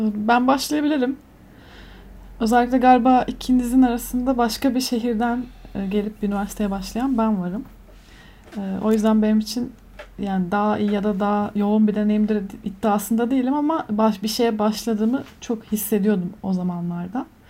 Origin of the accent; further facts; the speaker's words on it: Antalya, Turkey; moved away as an adult; now in Istanbul, Turkey; Antalyalıyım doğma büyüme.